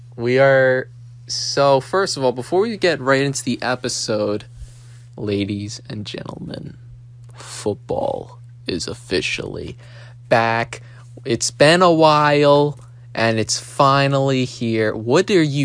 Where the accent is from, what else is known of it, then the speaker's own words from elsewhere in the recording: Philadelphia, Pennsylvania, United States; I'm from Philadelphia.